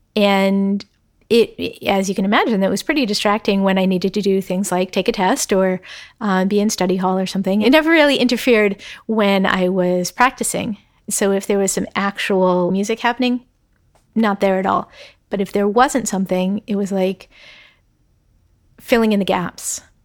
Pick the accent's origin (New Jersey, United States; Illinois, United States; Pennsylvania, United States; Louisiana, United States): Pennsylvania, United States; outside of Philadelphia; moved away as an adult; I grew up outside of Philadelphia, and my goal when I was applying to college was not to go to college in Pennsylvania